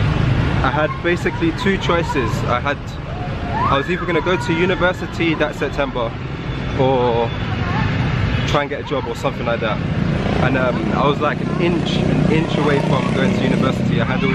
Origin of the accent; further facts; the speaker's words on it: London, United Kingdom; moved away as an adult; also born or lived in Chiang Mai, Thailand; now in Ho Chi Minh City, Vietnam; So I'm from London, England.